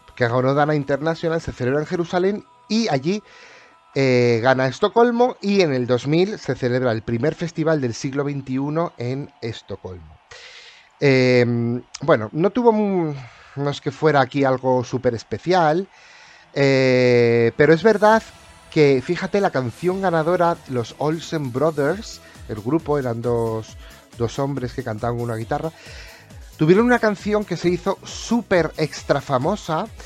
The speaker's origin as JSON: {"language": "Spanish", "country": "Spain", "said": "soy español"}